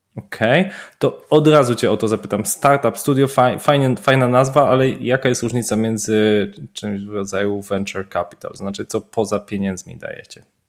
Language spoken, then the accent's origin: Polish; Wrocław, Lower Silesian Voivodeship, Poland; Oba jesteśmy z Wrocławia